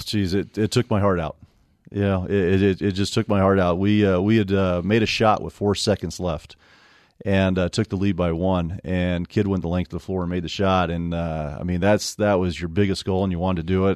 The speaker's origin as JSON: {"language": "English", "town": "Provo", "region": "Utah", "country": "United States", "tie": "born or raised there", "also_born_or_lived": "Cedar Hills, Utah", "said": "I grew up here in Provo"}